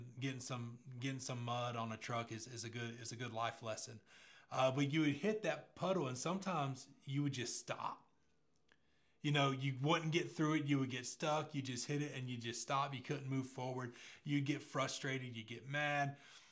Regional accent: Pace, Florida, United States; I remember growing up in Pace and the area I grew up in, everybody wanted a truck at 16, right? We were just a bunch of country kids

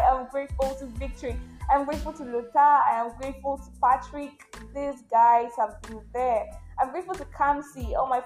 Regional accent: Nigeria; I am that Nigerian Christian

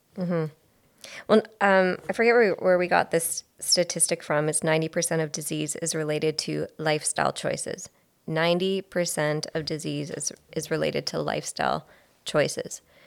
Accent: Belleville, Ontario, Canada; I'm from Belleville

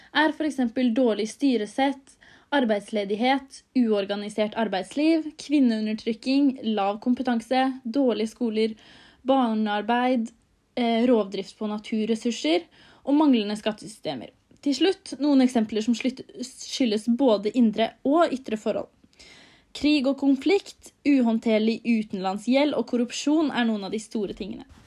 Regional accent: Norway; vi som sitter her hjemme i Norge

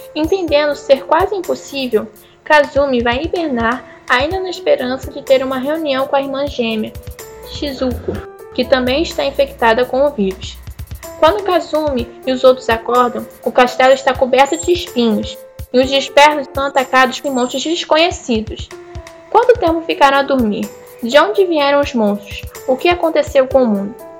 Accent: Brazil; eu sou brasileira

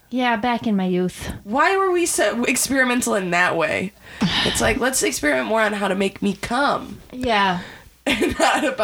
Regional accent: Michigan, United States; Ancient. Anything that has an A in it. Because I'm from Michigan.

